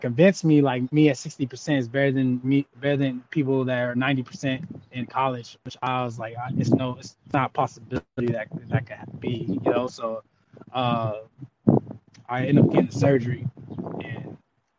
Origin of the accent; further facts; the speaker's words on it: Ontario, California, United States; also born or lived in Washington / Japan; I'm from Ontario, California